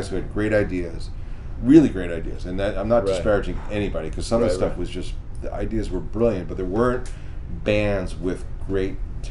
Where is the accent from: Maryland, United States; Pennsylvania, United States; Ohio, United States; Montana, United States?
Pennsylvania, United States; Philadelphia; I came, like, I was straight from Philadelphia.